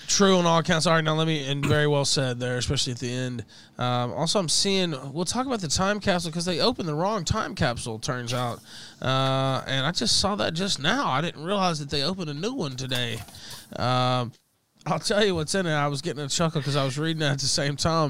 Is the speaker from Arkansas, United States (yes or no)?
yes; West Memphis, Arkansas, United States; I'm from the South, uh, one of the poorest places in the country is where I'm from, actually. Uh, Memphis area, Crittenden County, West Memphis